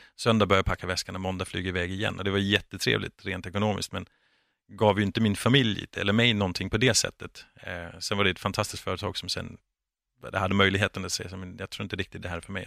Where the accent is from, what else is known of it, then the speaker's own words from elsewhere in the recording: Denmark; now in Sweden; jag är från Danmark